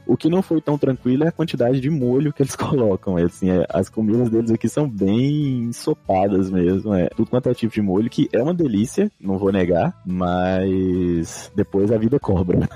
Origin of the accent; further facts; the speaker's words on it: Montes Claros, Minas Gerais, Brazil; moved away as an adult; also born or lived in Belo Horizonte, Brazil / Guadalajara, Mexico; now in Monterrey, Mexico; eu sou de Montes Claros, norte de Minas Gerais.